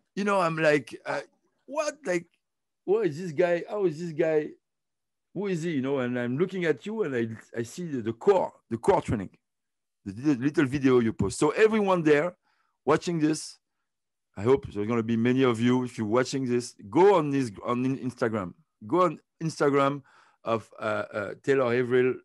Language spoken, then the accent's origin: English; Côte d’Ivoire; moved away; also born or lived in France; I was born in Ivory Coast, and I started to swim there